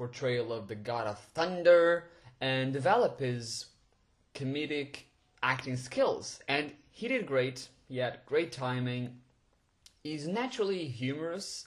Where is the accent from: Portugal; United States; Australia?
Portugal; moved away as an adult; also born or lived in London; I was born and raised in Portugal, and after high school I decided to go to London alone to attend university